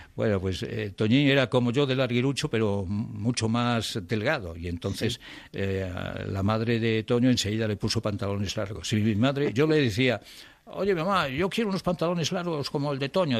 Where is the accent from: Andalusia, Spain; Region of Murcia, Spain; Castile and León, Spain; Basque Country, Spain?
Castile and León, Spain; Ponferrada